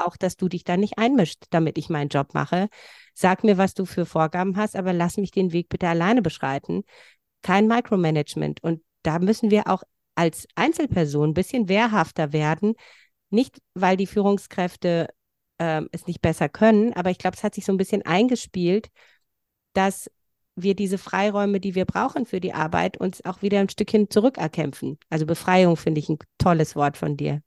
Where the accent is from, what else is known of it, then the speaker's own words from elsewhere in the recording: Transylvania, Romania; now in Germany; Ich komme von woanders. Also ich komme aus Rumänien, da von so einem kleinen Volksstamm.